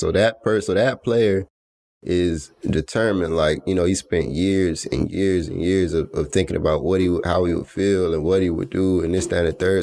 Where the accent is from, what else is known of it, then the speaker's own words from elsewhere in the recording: Atlanta, Georgia, United States; I was born in Atlanta, Georgia